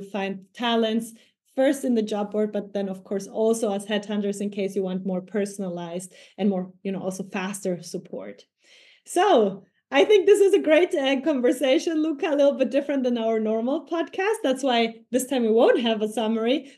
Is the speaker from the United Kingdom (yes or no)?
no; Ecuador; now in Germany; I come from Ecuador